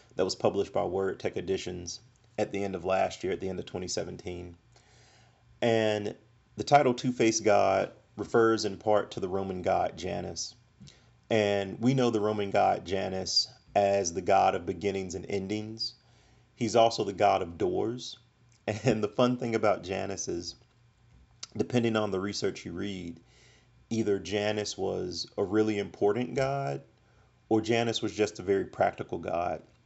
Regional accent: Montgomery, Alabama, United States; my personal history of growing up in Montgomery, Alabama

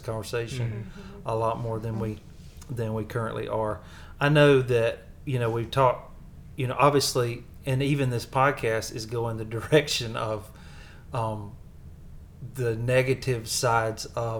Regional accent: the South, United States; accent: Southern; my Southern accent

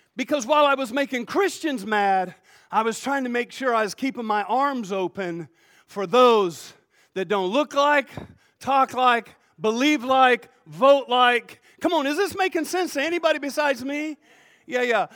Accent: United States; I'm an American

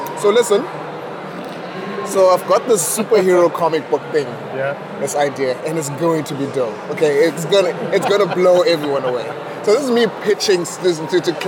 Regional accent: Butterworth, Eastern Cape, South Africa; moved away as an adult; growing up in Butterworth

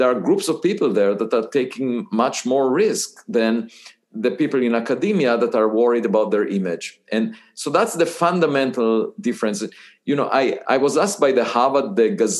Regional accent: Israel; moved away as an adult; I was born in Israel

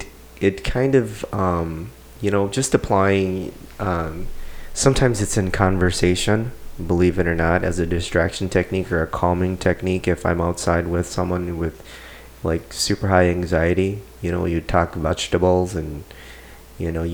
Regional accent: St. Paul, Minnesota, United States; I ran around all over in St. Paul, so yeah, I mean, I grew up in St. Paul

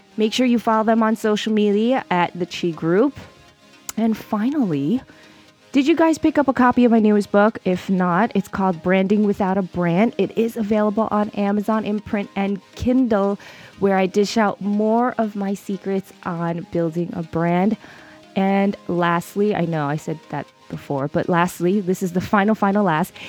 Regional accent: New York City, New York, United States; New York City, my hometown. Yes, I am a true blue New York City girl all the way.

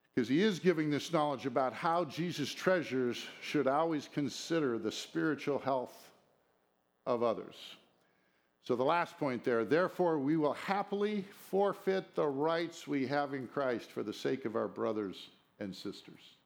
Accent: United States; as an American citizen

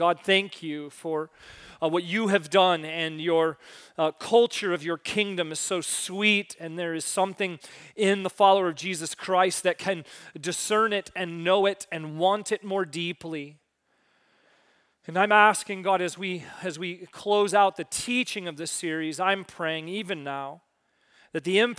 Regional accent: Missouri, United States; now in Michigan, United States; I grew up not in Michigan. I grew up in a very small town sort of northeast of Kansas City, Missouri.

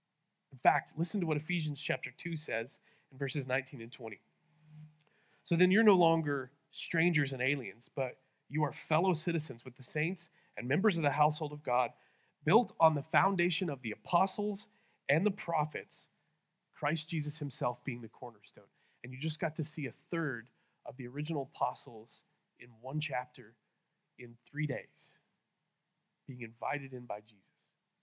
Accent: Lawton, Oklahoma, United States; this is what I feel like people say to me when I tell them I'm from Lawton.

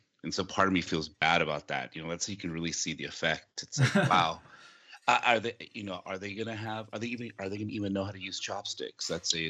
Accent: San Diego, California, United States; first language Japanese; English is a second language; there wasn't a lot of other Japanese or Asian kids. Like, I grew up in San Diego, but it was down south, like, by the border.

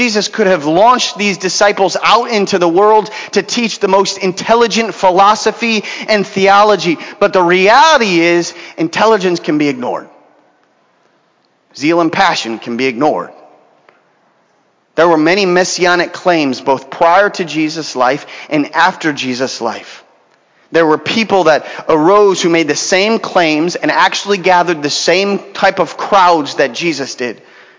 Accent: Venezuela; now in Los Angeles, United States; We came from Venezuela a few years ago and didn't have much stuff.

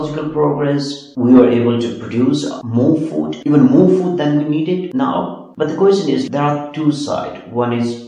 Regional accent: Nepal; moved away; I'm from Nepal

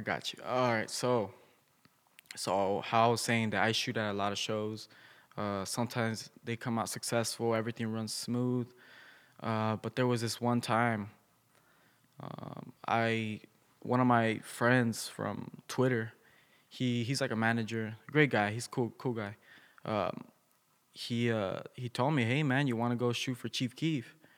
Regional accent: Bloomington, United States; I'm from Bloomington

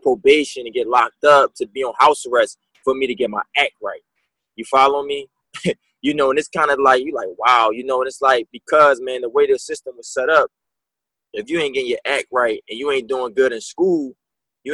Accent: Philadelphia, Pennsylvania, United States; now in Orlando, United States; Me growing up in Philadelphia, PA, like, I really come from the streets

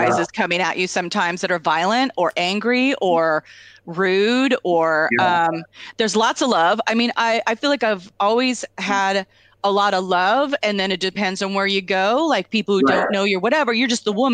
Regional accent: Tri-Cities, Washington, United States; I'm from the Tri-Cities

